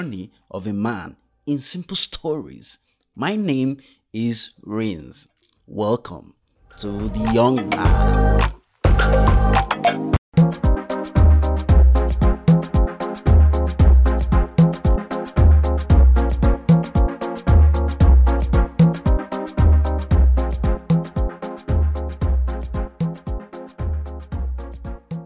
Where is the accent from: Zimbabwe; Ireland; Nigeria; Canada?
Nigeria; Nkanu, Enugu State; now in United Kingdom; I am an Kano guy as well. So I'm from Akebubu